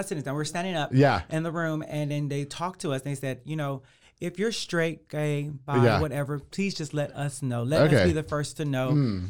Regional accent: Waco, Texas, United States; moved away as an adult; now in Austin, United States; I'm from South Waco. South Waco, yeah. Born and raised.

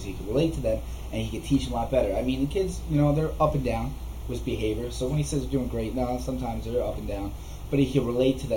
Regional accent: Ramsey, New Jersey, United States; also born or lived in Lodi, New Jersey; I moved from Lodi, where I used to live, into Ramsey, about just 15, 20 minutes north, and it was a completely different atmosphere, even being, you know, in third grade

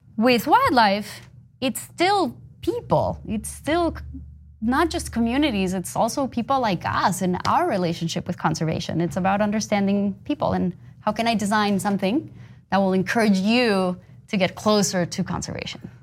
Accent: Bogotá, Colombia; moved away as an adult; I grew up in Colombia.

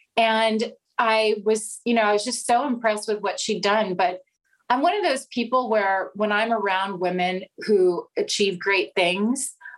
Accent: South Dakota, United States; born there; Well, I was born in South Dakota, which I think is sort of a fun fact.

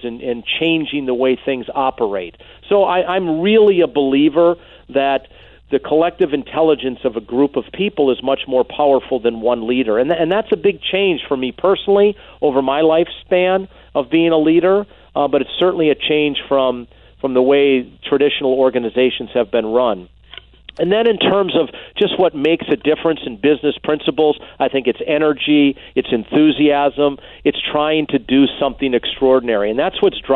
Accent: Green Bay, Wisconsin, United States; where I grew up in Green Bay

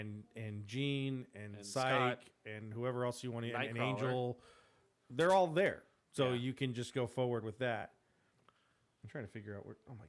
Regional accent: Ireland; with that bad Irish accent. I'm Irish.

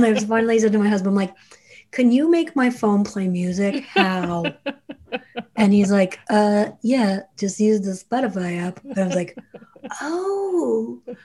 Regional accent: New Jersey, United States; I'm from Jersey

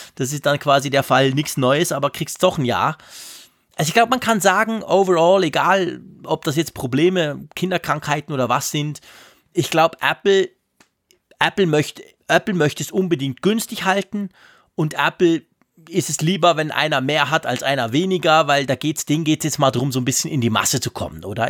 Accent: Switzerland; bei uns in der Schweiz

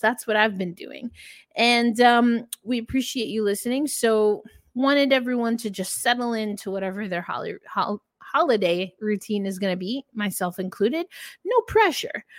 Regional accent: United States; I'm not from Canada, obviously, for those who don't know, I'm from the United States

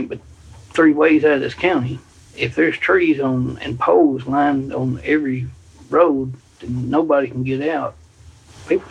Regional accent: Dyersburg, Tennessee, United States; I was born in Dyersburg, about 30 minutes from here, and I've lived here mostly all my life

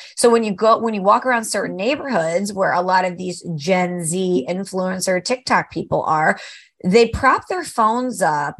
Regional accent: New York, United States; I'm a New Yorker. I'm a city girl.

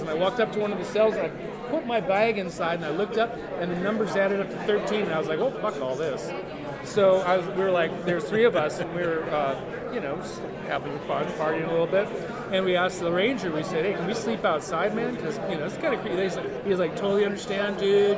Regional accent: North Dakota, United States; now in Oakland, United States; I grew up in North Dakota

